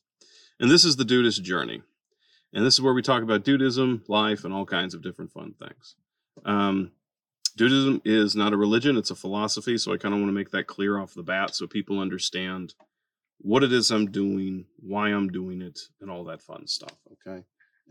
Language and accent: English; Bakersfield, California, United States; now in Texas, United States; My wife and I, we're from Bakersfield, California